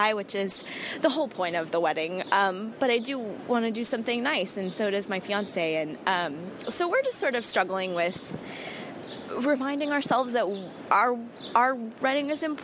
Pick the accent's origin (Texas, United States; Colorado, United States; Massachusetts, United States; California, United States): California, United States; Southern; now in New York, United States; we live in New York now, but we're originally from Southern California